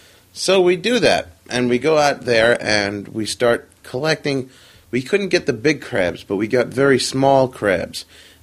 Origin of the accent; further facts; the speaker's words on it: New York City, New York, United States; also born or lived in Long Beach, Long Island; I am born and raised a New Yorker, originally from Flushing, Queens.